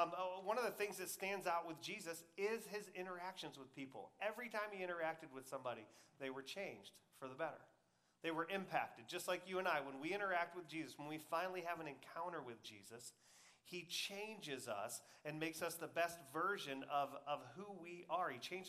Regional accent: Michigan, United States; When I came from Michigan, I never watched college football because the Big Ten is up there

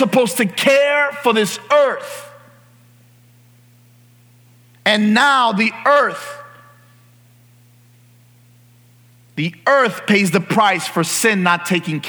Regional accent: New York City, New York, United States; moved away; I grew up in New York City, and there are streetlights everywhere

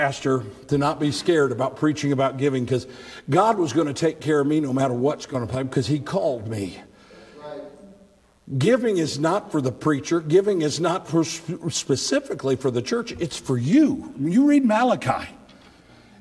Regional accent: United States; I'm an American from the top of my head to the bottom of my feet

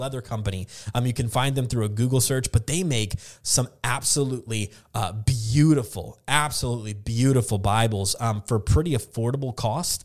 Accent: the South, United States; moved away as an adult; also born or lived in the West (US) / the Northeast (US); now in Northeast, United States; growing up in the South and living in the West for a while, moving out to the Northeast

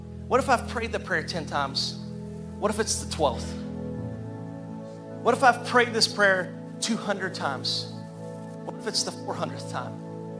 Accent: Arkansas, United States; And our family, I didn't tell you this, but we're from Arkansas, and we just dropped in. We parachuted in.

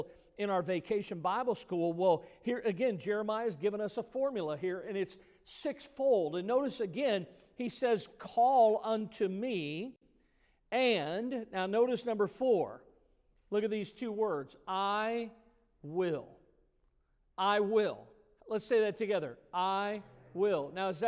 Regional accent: Missouri, United States; I grew up in Missouri, you know, and Missouri is the show me state.

